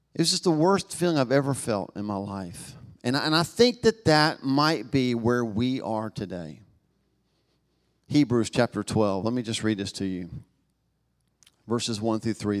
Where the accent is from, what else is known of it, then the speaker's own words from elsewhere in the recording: Knoxville, Tennessee, United States; accent: Southern; I was born in Knoxville, Tennessee, in the South, you know, it, I'm marked by that, right? Um, I don't think I have an accent, but I've been to other parts of the country and world and found out that apparently I do, y'all